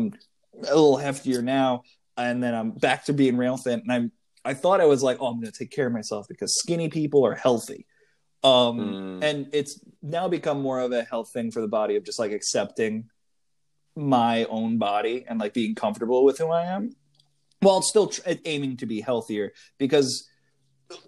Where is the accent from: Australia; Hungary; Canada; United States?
United States; Connecticut; how I grew up in Connecticut